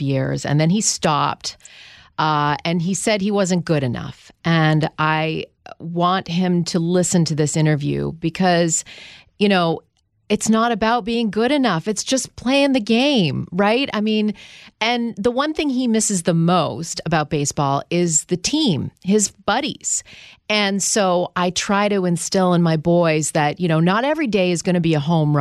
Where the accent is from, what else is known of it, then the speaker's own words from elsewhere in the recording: Canada; I'm from Canada, where the kids are born with skates on their feet.